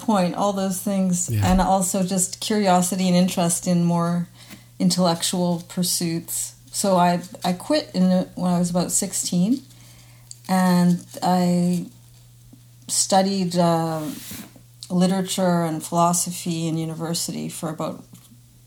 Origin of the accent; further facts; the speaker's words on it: Winnipeg, Manitoba, Canada; now in Montreal, Canada; I grew up in Winnipeg